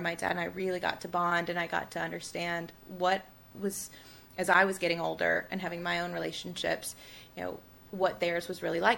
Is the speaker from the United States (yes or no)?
yes; Tuscaloosa, Alabama, United States; born or raised there